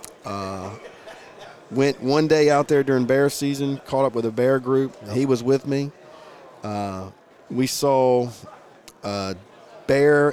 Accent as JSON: {"language": "English", "town": "Chester", "region": "Virginia", "country": "United States", "tie": "born or raised there", "moved": "yes", "said": "Grew up in the town of Chester. Family still all lives there"}